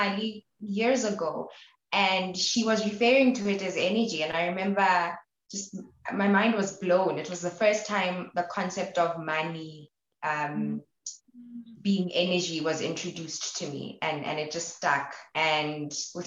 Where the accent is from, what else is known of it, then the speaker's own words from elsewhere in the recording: Maseru, Lesotho; moved away as an adult; also born or lived in Botabo, Lesotho; now in Flagstaff, United States; I'm from Maseru, Lesotho, but I also identify with being from Botabo, Lesotho.